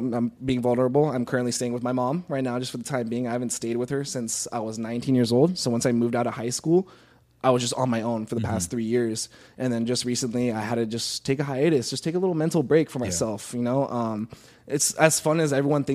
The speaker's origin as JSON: {"language": "English", "region": "Florida", "country": "United States", "tie": "born or raised there", "also_born_or_lived": "Las Vegas", "moved": "yes", "said": "Florida, awesome. Which is my hometown"}